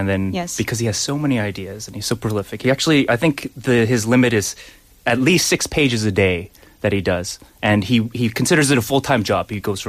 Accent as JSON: {"language": "English", "town": "Winnipeg", "region": "Manitoba", "country": "Canada", "tie": "born or raised there", "said": "… is from my hometown of Winnipeg."}